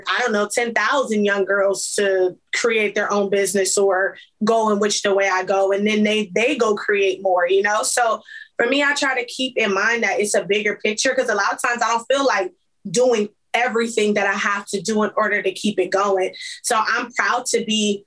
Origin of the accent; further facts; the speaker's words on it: Compton, California, United States; I'm from Compton